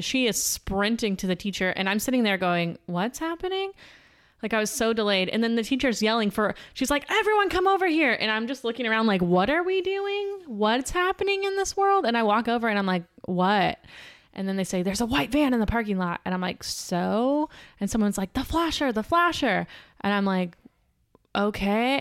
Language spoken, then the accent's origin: English; Pasadena, Texas, United States; I'm from Pasadena, Texas. Not California